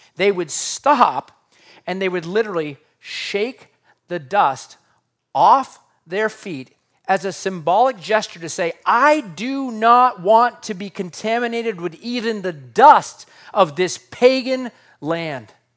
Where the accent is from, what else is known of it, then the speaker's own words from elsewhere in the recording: United States; As an American living in two thousand twenty-three